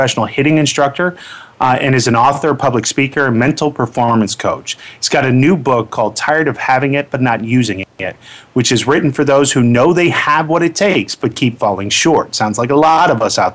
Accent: Orlando, Florida, United States; moved away; O-Town, my hometown. It's going to be weird again because the event is actually being held where my high school prom was.

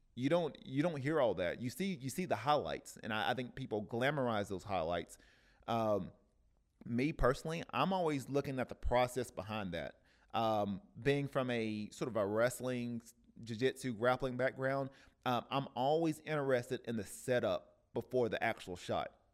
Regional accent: Cleveland, Tennessee, United States; now in Oceanside, United States; in Cleveland, Tennessee, uh, which is my hometown

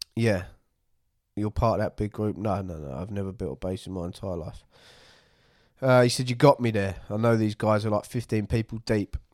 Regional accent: United Kingdom; near London

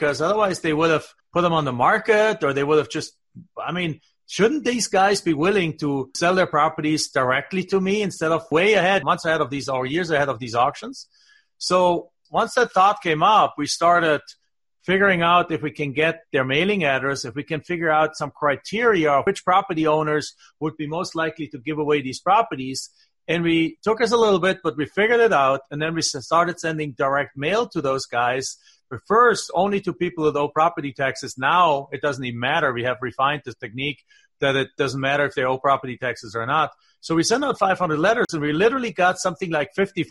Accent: south of Stuttgart, Baden-Württemberg, Germany; now in United States; I'm from the southwest, south of Stuttgart. There's a big lake called Bodensee

